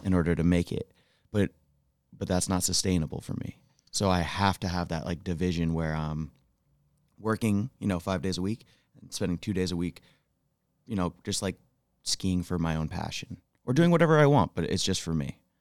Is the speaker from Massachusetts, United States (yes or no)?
no; Rutland, Vermont, United States; moved away as an adult; now in Jackson Hole, United States; I'm originally from Rutland, Vermont